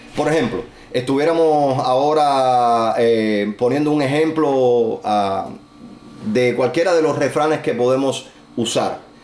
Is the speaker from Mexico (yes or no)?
no; Cuba